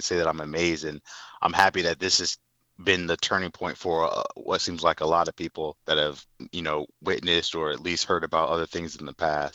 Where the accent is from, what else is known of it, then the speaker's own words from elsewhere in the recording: Fort Wayne, Indiana, United States; moved away as an adult; also born or lived in Nebraska; now in Indianapolis, United States; I'm from Fort Wayne, Indiana, born in the late 80s.